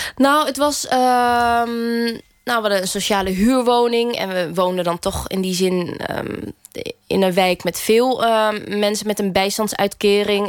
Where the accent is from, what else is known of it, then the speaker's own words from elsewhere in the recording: Groningen, Netherlands; in de wijkbibliotheek waar ik ben opgegroeid, eh, een, een wijkje in Groningen